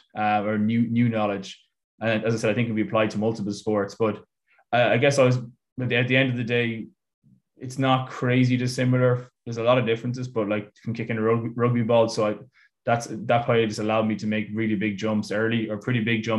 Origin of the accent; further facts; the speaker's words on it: Ireland; moved away as an adult; also born or lived in Italy / United States; I'm Irish